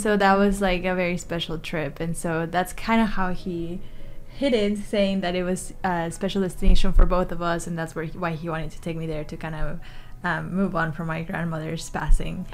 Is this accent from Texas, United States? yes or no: yes; New Braunfels, Texas, United States; also born or lived in Mexico City, Mexico; I'm originally from Mexico City, but I grew up in New Braunfels. So I've been here for over 20 years now.